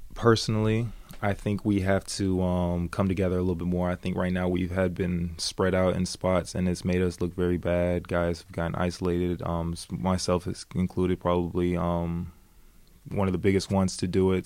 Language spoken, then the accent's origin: English; United States; moved away as an adult; now in Sweden; I'm I'm an American Belgian guy